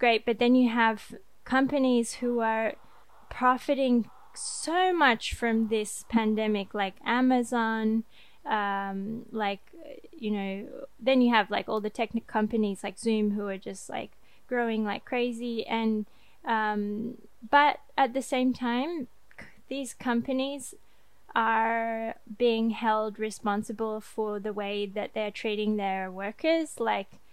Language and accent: English; Australia; now in France; me as an Australian